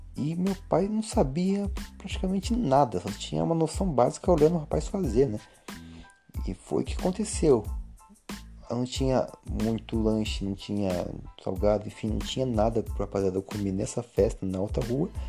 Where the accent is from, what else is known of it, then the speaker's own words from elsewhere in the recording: São Carlos, São Paulo, Brazil; moved away as an adult; now in Porto Ferreira, Brazil; Eu vivo em Porto Ferreira, onde eu nasci, mas fui criado na cidade de São Carlos, inclusive me considero são carlense